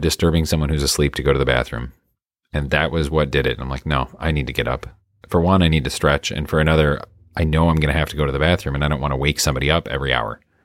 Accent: Midwest, United States; I'm from the Midwest

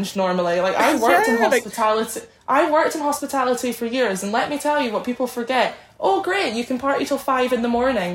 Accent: Scotland, United Kingdom; I'm Scottish

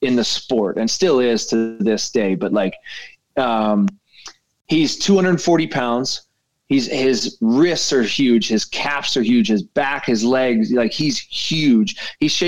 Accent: Canada; as a Canadian kid coming

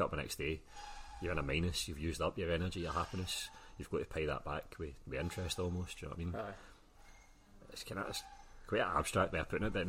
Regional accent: Scotland, United Kingdom; Maybe it's just we as young Scottish guys, we don't really know how to deal with that.

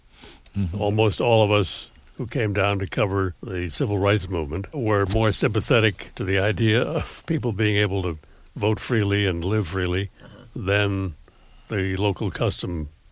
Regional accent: Chicago, Illinois, United States; I'm from Chicago. I had never been further south than St. Louis.

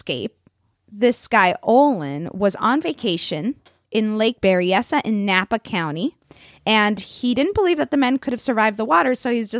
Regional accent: Puerto Rico; I was born in Puerto Rico.

